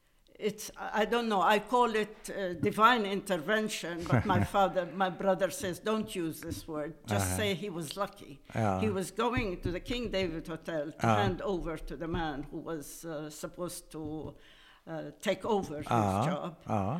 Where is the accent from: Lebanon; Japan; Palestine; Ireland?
Palestine; Jaffa; born there; And I was born in Jaffa in 1933.